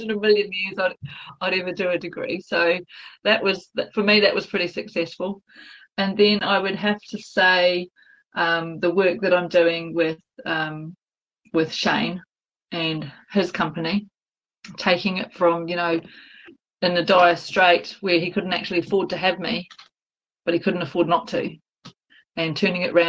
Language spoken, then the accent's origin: English; Kawerau, Bay of Plenty, New Zealand; born and bred in Kawerau